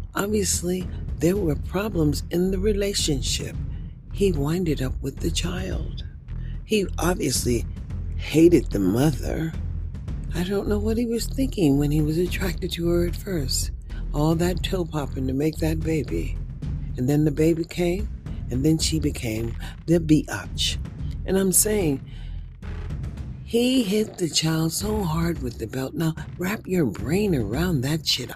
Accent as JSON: {"language": "English", "country": "United States", "said": "as an American, as an African American who is a senior citizen, and I am a citizen"}